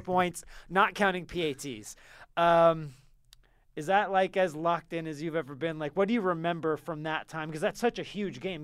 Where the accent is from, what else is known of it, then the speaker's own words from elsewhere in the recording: California, United States; moved away; I, I'm, I'm from California